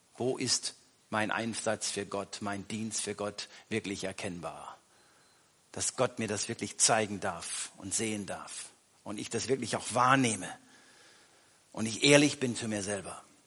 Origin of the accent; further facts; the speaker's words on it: Germany; wir als Deutsche